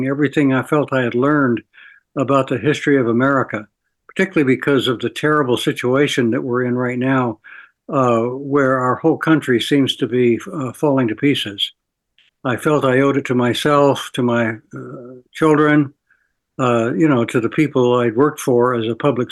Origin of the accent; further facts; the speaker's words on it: Williamsburg, Virginia, United States; I grew up in Williamsburg, Virginia, which of course is steeped in history